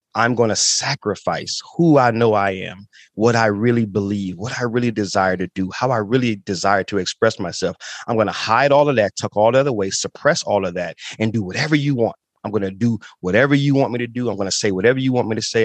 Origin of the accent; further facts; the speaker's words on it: Toledo, Ohio, United States; also born or lived in Chicago, Illinois; born in Chicago, grew up in Toledo, uh, and we moved there when I was about seven years old